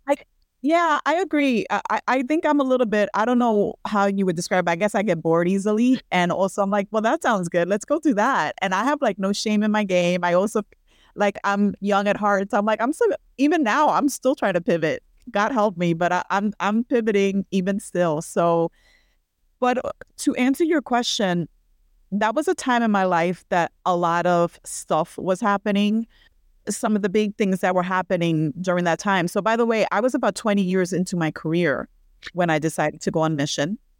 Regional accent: New York City, New York, United States; I'm a New Yorkian, born and raised in Brooklyn, New York, which is where I am right now

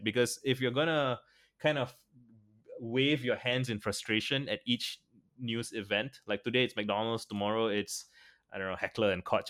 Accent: Singapore; I'm a Singaporean, Asian

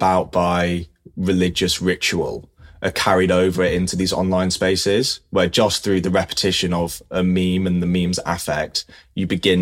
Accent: London, United Kingdom; I'm from South London

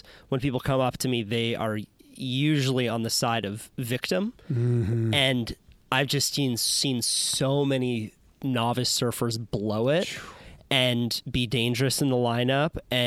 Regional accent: Santa Cruz, California, United States; I grew up in the Santa Cruz surf culture

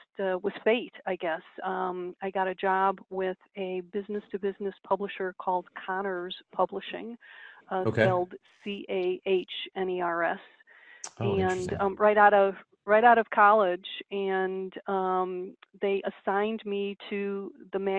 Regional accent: Chicago, Illinois, United States; I am born and raised in Chicago, the Chicago area.

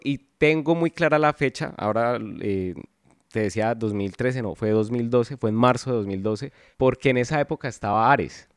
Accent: Palmira, Valle del Cauca, Colombia; moved away as an adult; now in Cali, Colombia; yo crecí en Palmira. Yo llevo eh, va a cumplir 11 años acá en Cali

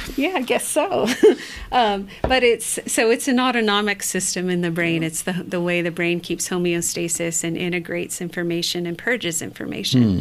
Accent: northern Michigan, United States; now in New Mexico, United States; I'm, I'm Ojibwe from northern Michigan

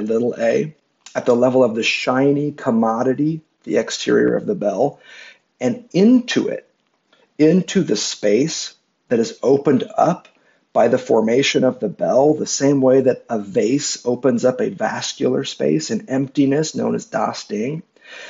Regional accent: Midwest, United States; I'm from the Midwest in the United States

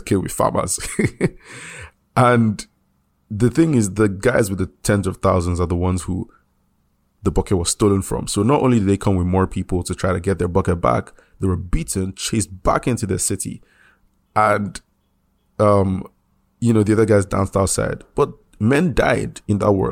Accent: Nigeria; I'm I'm Nigerian

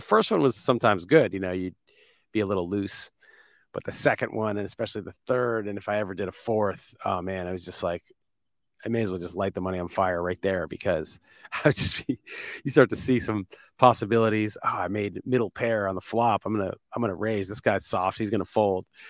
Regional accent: New York, United States; moved away; I'm from New York

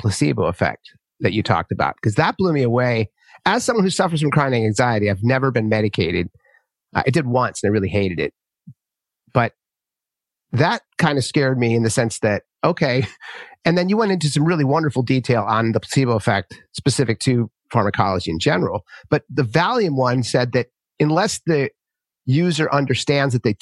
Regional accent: Santa Rosa, California, United States; moved away as an adult; also born or lived in New York City; now in San Francisco, United States; I grew up in a rural area of California. It's called Santa Rosa.

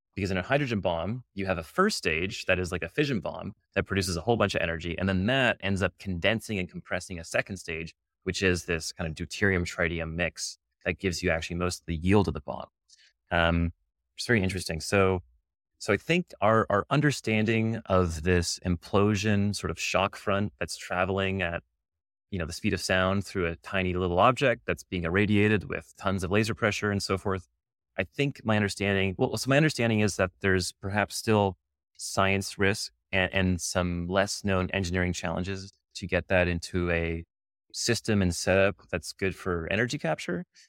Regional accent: Canada; now in United States; I'm Canadian

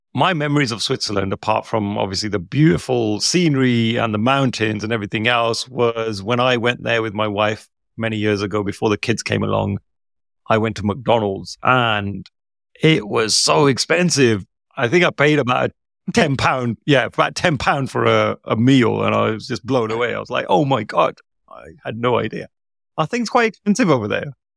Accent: India; as an Indian person

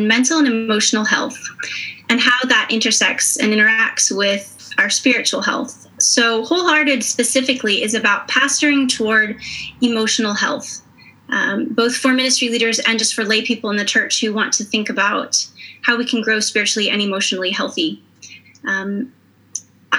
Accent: United States; moved away as an adult; now in Maastricht, Netherlands; I am an American, but I've been living in Maastricht in the Netherlands for the past 6 years

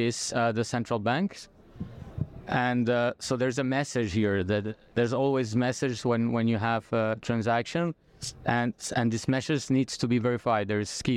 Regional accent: France; moved away as an adult; now in Brazil; I'm I'm French Brazilian. Okay, so I have both uh, nationalities. I, I did all my scholarships in in France.

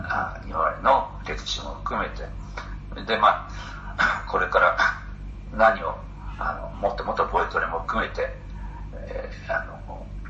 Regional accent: Hiroshima, Japan; 僕は地元広島なんですけど

